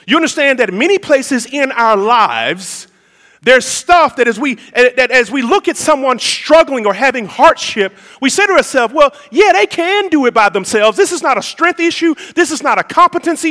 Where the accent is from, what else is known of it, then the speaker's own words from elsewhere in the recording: United States; being an American